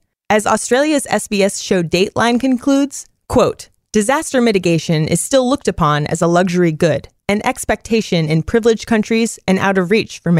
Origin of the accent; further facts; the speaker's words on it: Northern California, United States; I'm from Northern California, where earthquakes are pretty common.